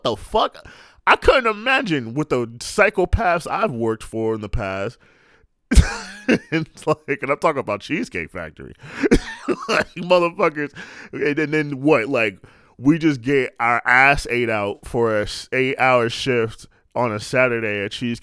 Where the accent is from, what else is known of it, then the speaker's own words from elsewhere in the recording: New York City, New York, United States; I'm from New York